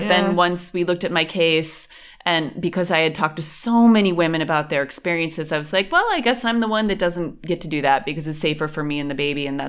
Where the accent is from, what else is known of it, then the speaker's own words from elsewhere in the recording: Western New York, United States; moved away as an adult; now in Berlin, Germany; I am from Western New York.